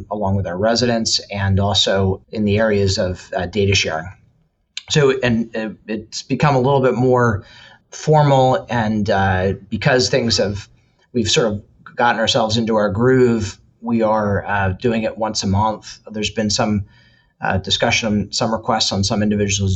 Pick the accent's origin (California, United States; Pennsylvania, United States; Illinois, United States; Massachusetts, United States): Pennsylvania, United States; Glenmoore; moved away; also born or lived in Madison, Wisconsin; I actually grew up in the Philadelphia region, Chester County, on a farm in Glenmore, Pennsylvania